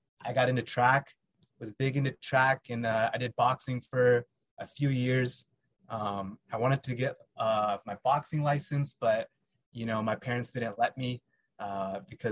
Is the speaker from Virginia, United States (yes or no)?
yes; Fairfax, Virginia, United States; now in San Ramon, United States; I was born in Virginia, Fairfax, Virginia.